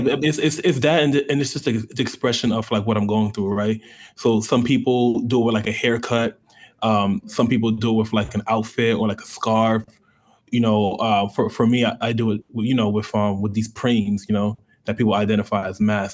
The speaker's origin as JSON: {"language": "English", "region": "New York", "country": "United States", "moved": "yes", "lives_now": "Tampa, United States", "said": "I'm from New York. I'm first generation African"}